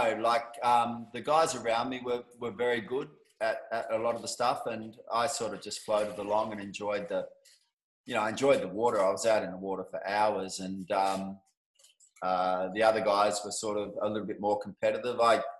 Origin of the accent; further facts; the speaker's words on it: Perth, Western Australia, Australia; moved away as an adult; also born or lived in Sydney; I grew up in Perth in Western Australia.